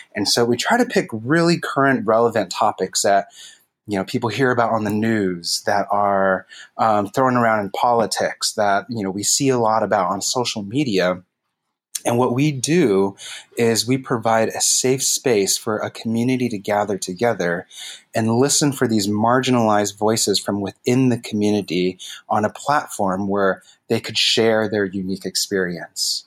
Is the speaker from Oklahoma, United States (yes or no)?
no; San Jose, California, United States; also born or lived in San Francisco; I'm born and raised in the Bay Area, East Side San Jose kid right here